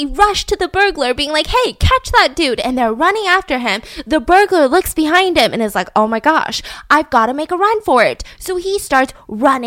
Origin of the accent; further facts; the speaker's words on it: United States; I am an American citizen, born and raised